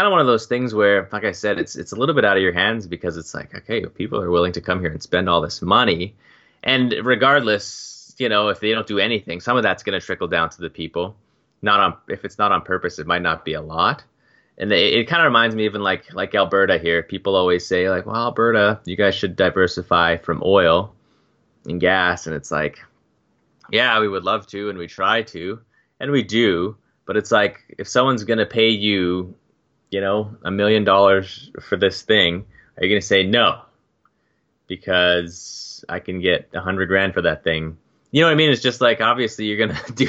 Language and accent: English; Turks & Caicos Islands; I'm from Turks and Caicos